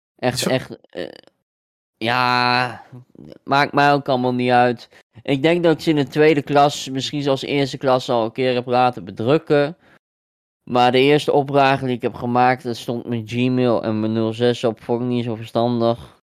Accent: Deventer, Overijssel, Netherlands; ik kom uit Deventer

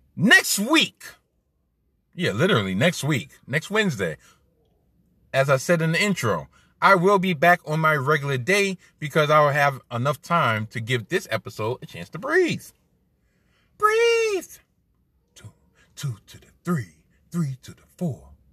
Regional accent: New York, United States; I'm a New Yorker

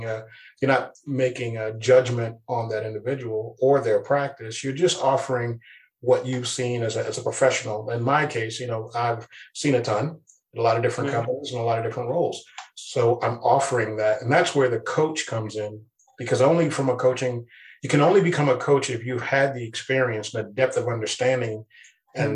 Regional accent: East Coast, United States; now in West Coast, United States; I'm originally from the East Coast, and we have a very different way of speaking there.

